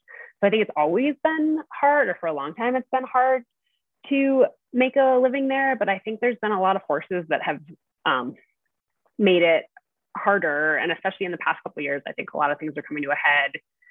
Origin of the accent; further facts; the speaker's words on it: New England, United States; moved away as an adult; also born or lived in Avon, Colorado; I grew up in New England. I grew up on the East Coast in a family that skied a little bit and kind of spent a chunk of time in the mountains.